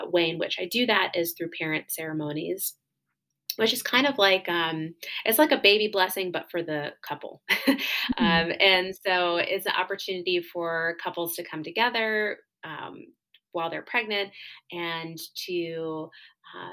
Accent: New Jersey, United States; moved away as an adult; I'm originally from New Jersey. That's where all of my family is

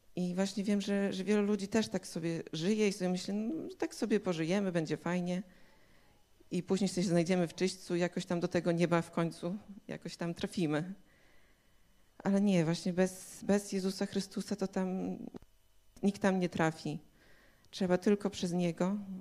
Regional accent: Białystok, Podlaskie Voivodeship, Poland; Jestem z Białego Stoku

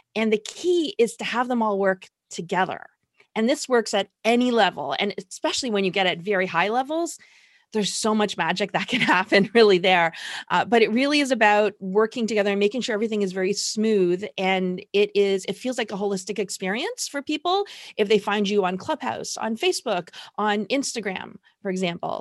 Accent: Toronto, Ontario, Canada; I am from Toronto, Canada

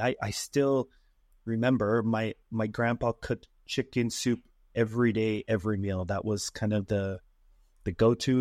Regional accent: Utah, United States; Born and raised here in good old Utah

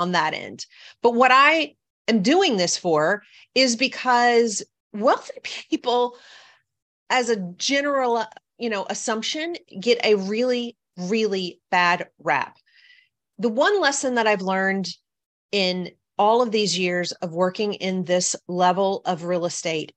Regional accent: the South, United States; I'm from the South. I'm used to people being nice

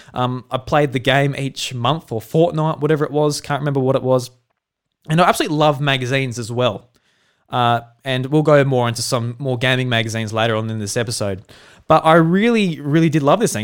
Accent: South Australia, Australia; I'm a farmer from South Australia. I grew up on a farm

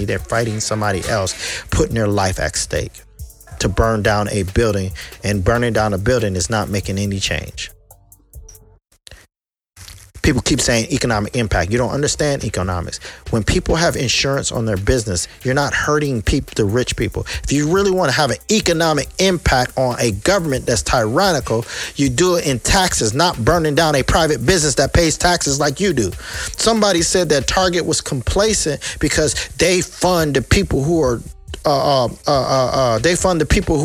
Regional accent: United States; I'm an American, period. I was born here. I was raised here.

